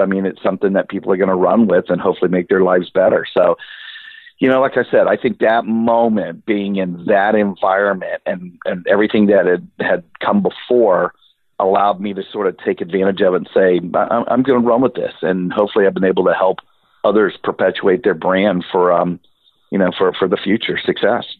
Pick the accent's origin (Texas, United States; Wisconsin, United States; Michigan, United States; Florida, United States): Florida, United States; Central; I'm from Central Florida